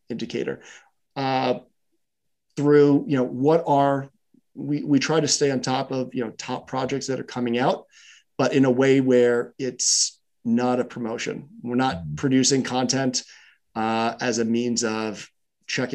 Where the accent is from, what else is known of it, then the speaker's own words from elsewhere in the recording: New York, United States; I grew up in New York, and, you know, as a kid, we played football on the street.